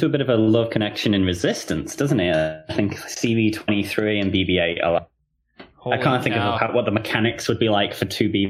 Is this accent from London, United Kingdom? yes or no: no; Liverpool, North West England, United Kingdom; moved away; I'm from Liverpool.